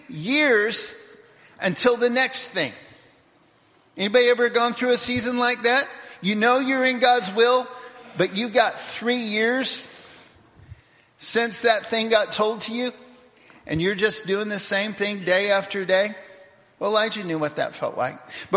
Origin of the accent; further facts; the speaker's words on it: Papua New Guinea; also born or lived in United States; I go back to the 1 year I was back in America in the middle of growing up in Papua New Guinea.